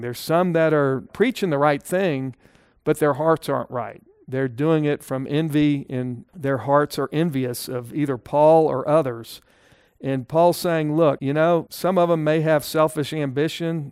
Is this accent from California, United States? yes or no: no; Texas, United States; as a Texan